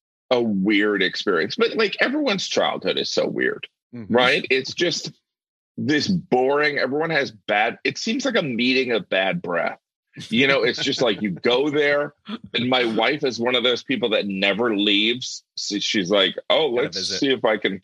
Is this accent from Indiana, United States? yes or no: yes; Indiana, United States; born or raised there